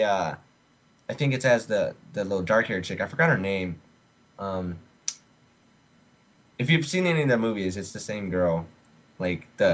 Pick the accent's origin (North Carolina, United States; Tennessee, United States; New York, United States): Tennessee, United States; Nashville; now in Arizona, United States; I'm from Nashville